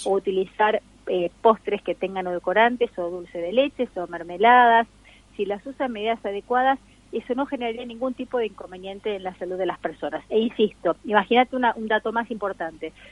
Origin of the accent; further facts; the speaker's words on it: Argentina; nosotros los argentinos